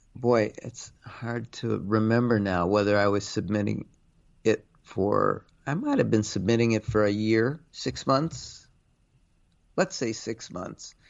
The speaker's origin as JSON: {"language": "English", "town": "Cleveland", "region": "Ohio", "country": "United States", "tie": "born or raised there", "moved": "yes", "lives_now": "New York, United States", "said": "I grew up in Cleveland"}